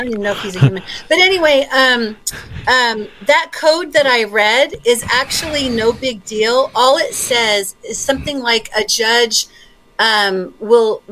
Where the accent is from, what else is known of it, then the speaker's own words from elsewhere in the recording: Australia; now in United States; I was born in Australia.